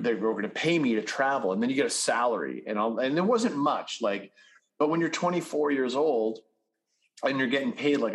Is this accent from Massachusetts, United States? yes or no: yes; Winchester, Massachusetts, United States; moved away as an adult; also born or lived in Utah; I was raised in suburban Massachusetts, a little town called Winchester